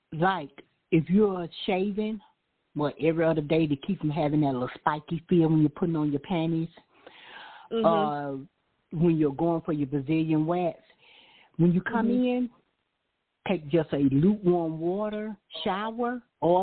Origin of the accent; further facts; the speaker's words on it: Deep South, United States; when we're growing up in the Deep South